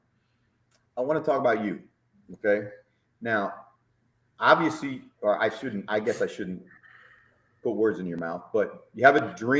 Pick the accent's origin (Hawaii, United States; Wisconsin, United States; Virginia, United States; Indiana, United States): Indiana, United States; South Bend; when I was growing up in South Bend, right, I was a teenager in South Bend